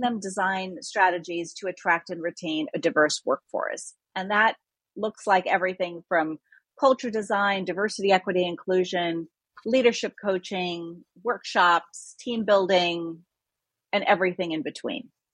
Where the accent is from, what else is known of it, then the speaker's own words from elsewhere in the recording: India; also born or lived in Nigeria; now in United States; I'm originally from India and lived in Nigeria and came here.